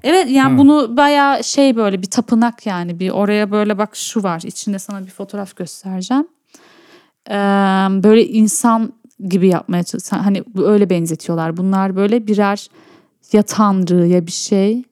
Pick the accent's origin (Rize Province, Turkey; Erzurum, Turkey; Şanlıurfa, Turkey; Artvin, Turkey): Şanlıurfa, Turkey; Urfa; Urfalı olmaktan çok büyük gurur duyuyorum